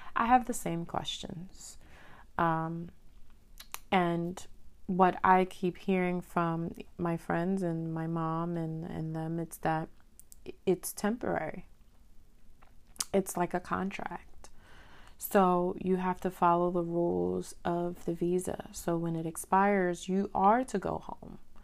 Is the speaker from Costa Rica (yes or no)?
no; Dominican Republic; also born or lived in Haiti (ancestry); now in United States; I am Dominican and Haitian, so I was born in Dominican Republic